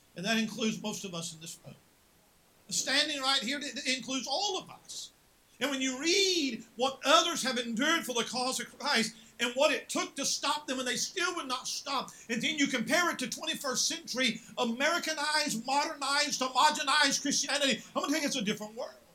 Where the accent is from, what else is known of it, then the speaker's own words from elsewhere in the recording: West Virginia, United States; moved away; I'm from West Virginia.